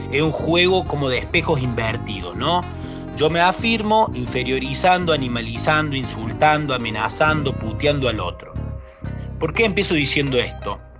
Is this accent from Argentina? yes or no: yes; Argentina; nos afirma como argentinos